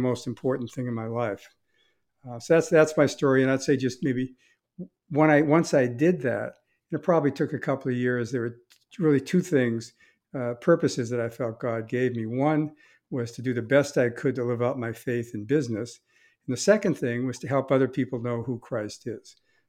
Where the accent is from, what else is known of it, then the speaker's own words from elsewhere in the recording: Boston, Massachusetts, United States; So I grew up in the Boston area. And I grew up, I was attended a church.